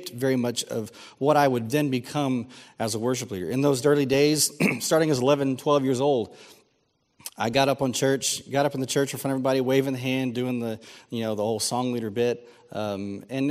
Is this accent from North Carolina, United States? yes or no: no; San Antonio, Texas, United States; I grew up here in San Antonio